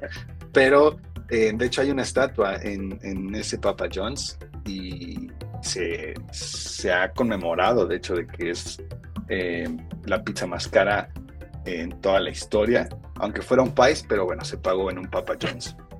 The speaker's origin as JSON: {"language": "Spanish", "town": "Los Angeles", "region": "California", "country": "United States", "tie": "born or raised there", "moved": "yes", "said": "yo crecí en Los Ángeles y en mi primaria me acuerdo mucho"}